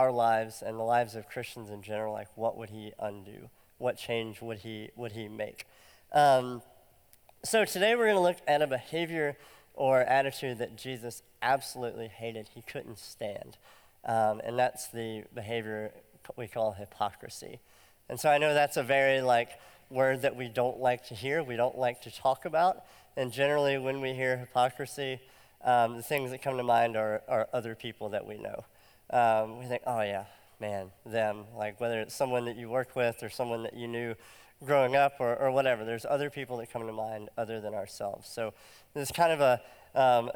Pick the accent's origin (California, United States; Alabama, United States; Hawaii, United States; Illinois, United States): Alabama, United States; moved away as an adult; also born or lived in Nashville, Tennessee; I lived in Nashville and I'm from Alabama